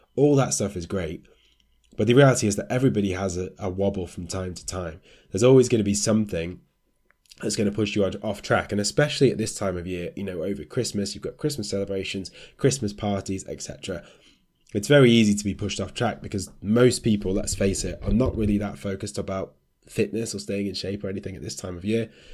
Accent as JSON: {"language": "English", "country": "United Kingdom", "said": "as British people"}